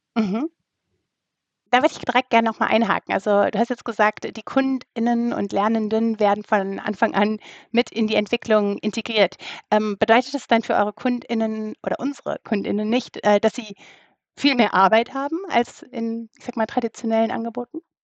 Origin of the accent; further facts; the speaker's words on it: Rhineland, Germany; für mich als Rheinländerin